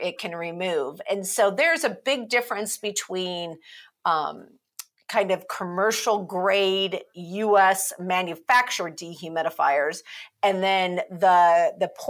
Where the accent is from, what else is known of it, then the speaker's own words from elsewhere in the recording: Midwest, United States; now in Madison, United States; I remember growing up in the Midwest